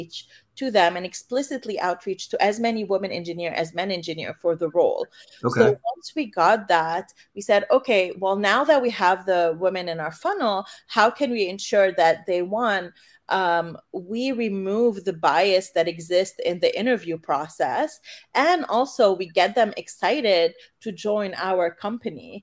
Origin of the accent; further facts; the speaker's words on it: Canada; moved away as an adult; now in San Francisco, United States; I'm originally from Canada